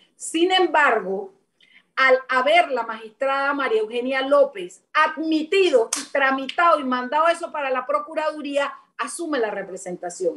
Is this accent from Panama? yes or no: yes; Panama; como panameña